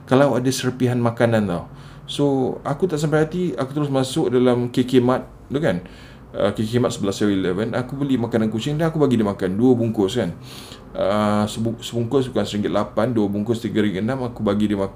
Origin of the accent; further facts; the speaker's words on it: Singapore; sebab masa aku kecil-kecil dulu kita orang duduk kat Singapura kan Navy base kat Singapura and datuk aku dari Muar